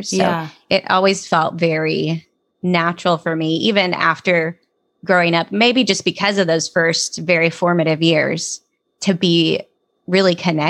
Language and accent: English; North Dakota, United States; born there; I was born in North Dakota.